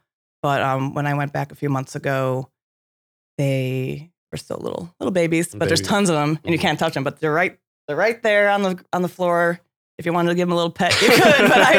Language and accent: English; Chicago, Illinois, United States; I grew up in Chicago, but that big lake is so large.